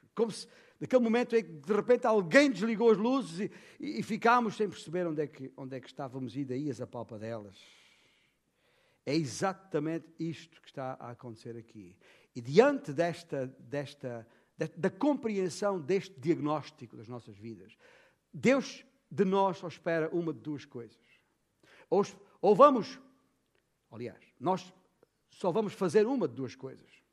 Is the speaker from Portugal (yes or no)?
yes; Portugal; como bom português